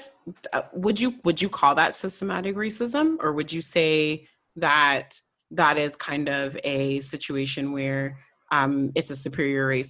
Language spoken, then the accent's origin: English; Canada; I'm from Canada